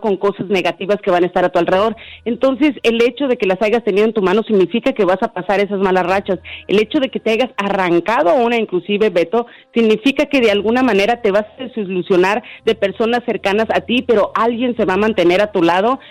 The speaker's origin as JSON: {"language": "Spanish", "country": "Honduras", "moved": "yes", "lives_now": "Nashville, United States", "said": "yo soy de Honduras"}